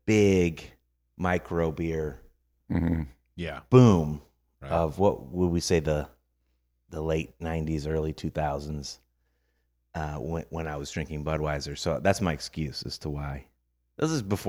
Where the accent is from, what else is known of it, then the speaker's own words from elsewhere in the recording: St. Louis, Missouri, United States; moved away as an adult; I grew up in St. Louis